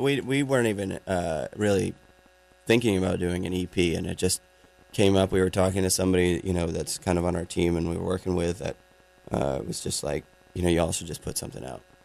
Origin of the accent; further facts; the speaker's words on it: Maine, United States; I grew up in in Maine